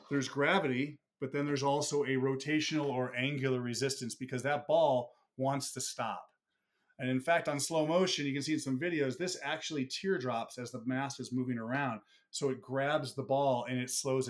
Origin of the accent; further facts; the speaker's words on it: Buffalo, New York, United States; moved away; I'm from Buffalo originally